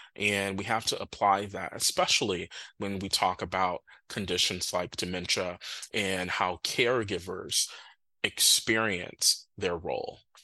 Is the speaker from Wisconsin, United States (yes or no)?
yes; Milwaukee, Wisconsin, United States; moved away; also born or lived in Minnesota; I'm from Milwaukee um, originally